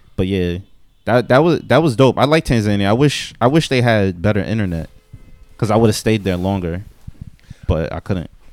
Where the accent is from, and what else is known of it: New York City, New York, United States